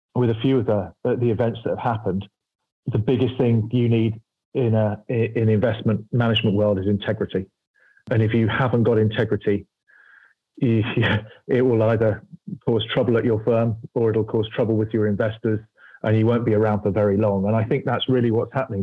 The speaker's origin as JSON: {"language": "English", "country": "United Kingdom", "said": "I'm British"}